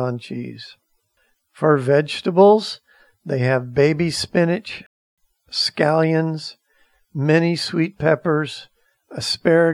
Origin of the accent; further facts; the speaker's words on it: Maitland, Florida, United States; where I grew up in Maitland, Florida